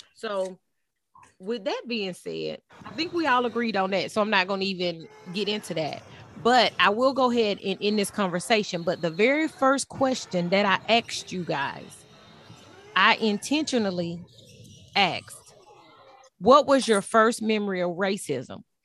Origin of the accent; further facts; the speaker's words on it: Texas, United States; I was raised in Texas